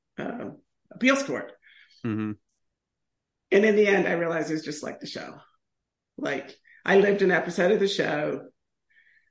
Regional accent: Ohio, United States; I'm from Ohio.

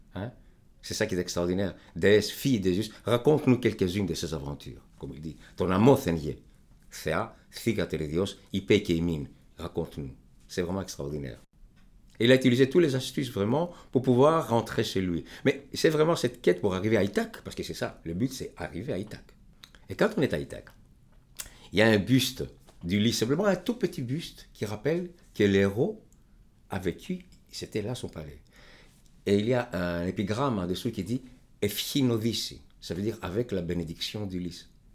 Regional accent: Greece; moved away as an adult; je suis grec. Et euh, je me suis éloigné de mon pays depuis maintenant, depuis 1968

